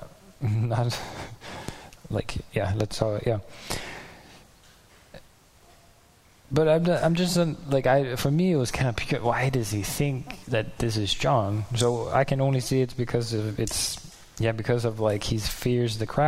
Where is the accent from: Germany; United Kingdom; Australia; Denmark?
Denmark; I'm from Denmark and I live far away